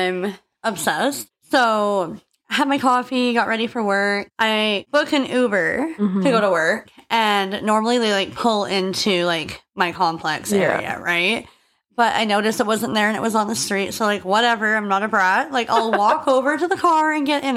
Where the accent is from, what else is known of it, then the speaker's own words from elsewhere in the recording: Vancouver, British Columbia, Canada; I'm from the West Coast. I was born in Vancouver.